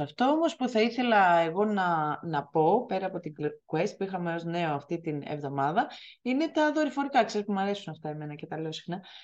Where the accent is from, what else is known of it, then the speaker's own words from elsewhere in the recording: Corfu, Ionian Islands, Greece; που είμαι από την Κέρκυρα